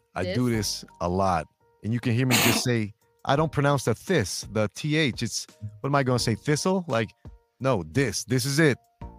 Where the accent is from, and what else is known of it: Chicago, Illinois, United States; accent: Chicago